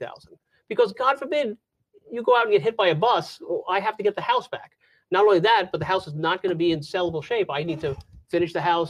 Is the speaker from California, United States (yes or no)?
no; New York, United States; moved away as an adult; also born or lived in Jacksonville area, Florida; now in Florida, United States; I'm from New York. So I was born and raised in New York